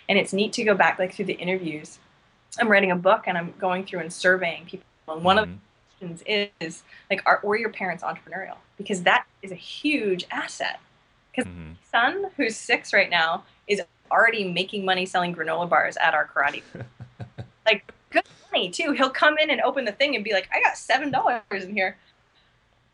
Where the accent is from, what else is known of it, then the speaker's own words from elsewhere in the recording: Maine, United States; I grew up in Maine